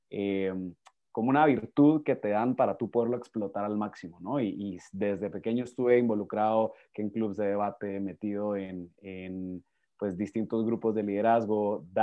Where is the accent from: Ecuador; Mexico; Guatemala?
Guatemala; Sí, soy de Guatemala. Ahí van, van a ver cómo mi acento poquito a poco va migrando, se mexicaniza, luego se pierde.